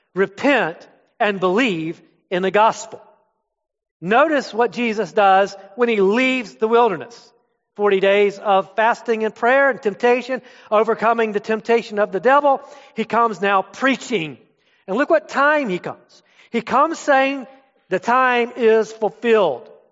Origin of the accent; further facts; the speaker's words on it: Florida, United States; moved away as an adult; also born or lived in up north; I'm from Florida.